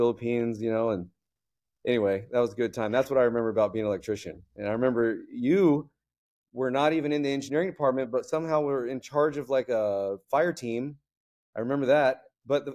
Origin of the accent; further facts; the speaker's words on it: Florida, United States; moved away as an adult; also born or lived in Fort Worth, Texas; now in San Diego, United States; Grew up in Florida doing Florida man stuff